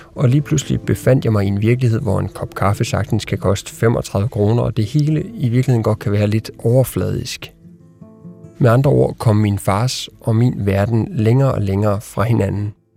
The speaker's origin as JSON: {"language": "Danish", "town": "Sønder Felding", "region": "Central Denmark Region", "country": "Denmark", "tie": "born or raised there", "moved": "yes", "said": "i mit barndomshjem i Sønderfælling"}